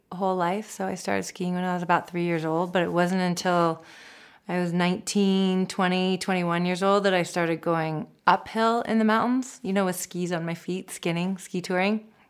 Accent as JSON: {"language": "English", "town": "Seattle", "region": "Washington", "country": "United States", "tie": "born or raised there", "moved": "yes", "lives_now": "Telluride, United States", "said": "I grew up in Seattle"}